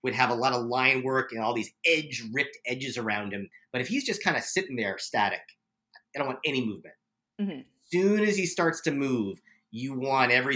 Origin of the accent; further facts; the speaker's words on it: New York, United States; moved away; I'm from New York.